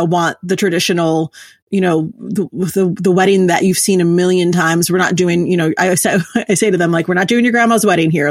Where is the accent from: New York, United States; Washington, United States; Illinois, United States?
New York, United States; New York City; I'm originally from New York City.